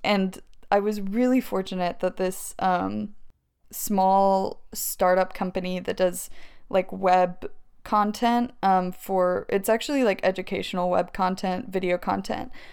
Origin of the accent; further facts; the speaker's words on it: Maryville, Tennessee, United States; moved away as an adult; also born or lived in Alabama / Los Angeles; I'm from Maryville, Tennessee, which is where I met you.